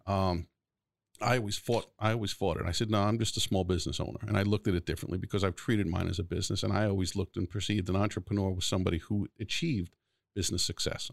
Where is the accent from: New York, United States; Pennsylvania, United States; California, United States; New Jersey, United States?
New York, United States; New York City; also born or lived in Garden City, New York / Brooklyn (family); Floral Park, which is where I grew up till I was ten. And then I moved over the Nassau County line to Garden City